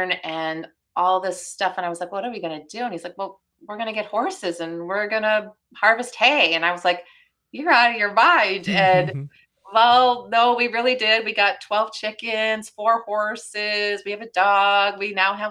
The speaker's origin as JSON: {"language": "English", "region": "Wisconsin", "country": "United States", "tie": "born or raised there", "said": "I stayed in my hometown. I went to UW-Madison, which was just down the road. I've never left"}